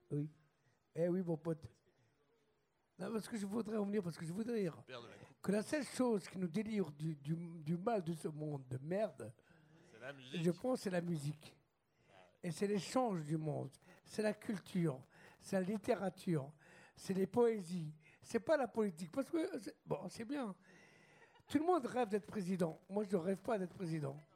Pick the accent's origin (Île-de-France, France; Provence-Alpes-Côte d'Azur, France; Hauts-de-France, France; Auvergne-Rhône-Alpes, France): Auvergne-Rhône-Alpes, France; Lyon; parce que moi, je suis lyonnais aussi, je connais cette soirée.